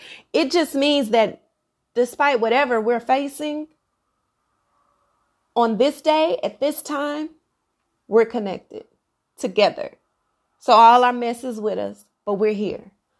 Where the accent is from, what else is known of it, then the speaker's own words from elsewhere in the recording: Dallas, Texas, United States; I'm African American, okay? Black girl from the South, Dallas, Texas, by way of Oak Cliff. And where I am from, I have a very eclectic family, a big family